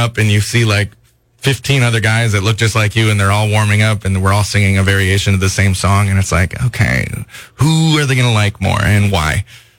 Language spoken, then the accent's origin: English; Minnesota, United States; moved away as an adult; also born or lived in Los Angeles, California; now in California, United States; I'm from Minnesota.